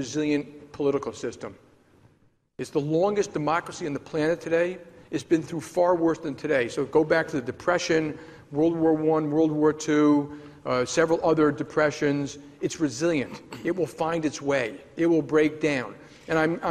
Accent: United States; as an American

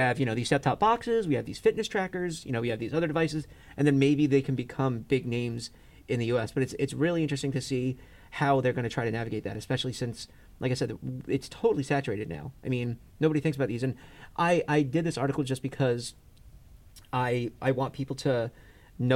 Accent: United States; we're American

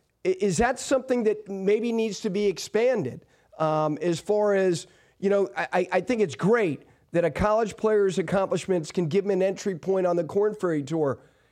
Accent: New Jersey, United States; my home state of New Jersey?

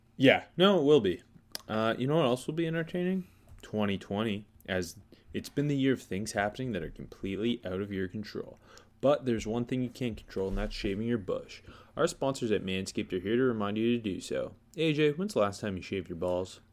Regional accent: Indiana, United States; Born and raised in Indiana.

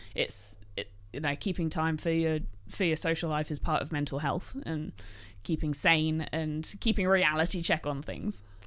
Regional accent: England, United Kingdom; now in Australia; being English

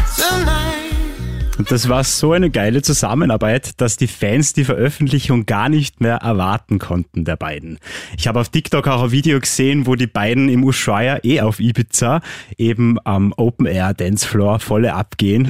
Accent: Austria; bei uns in Österreich

